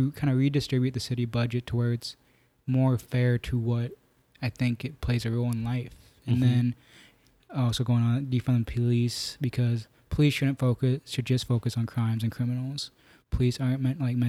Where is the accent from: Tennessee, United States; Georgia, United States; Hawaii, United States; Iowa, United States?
Iowa, United States; Newton; also born or lived in southern India; when I was 1.5, I was adopted from India, southern India, by a family here in Newton, Iowa, Ed and Mickey Clements.